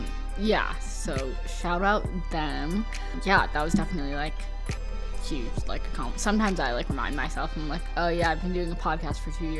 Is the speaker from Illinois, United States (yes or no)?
yes; Chicago, Illinois, United States; born or raised there